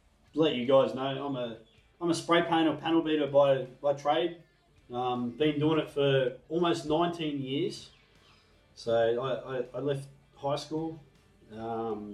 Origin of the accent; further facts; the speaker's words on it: New South Wales, Australia; I'm fucking born and bred New South Wales